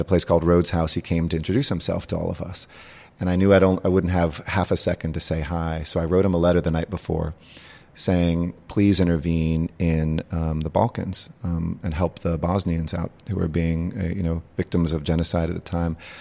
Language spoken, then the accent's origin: English; Los Angeles, California, United States; I grew up in the San Fernando Valley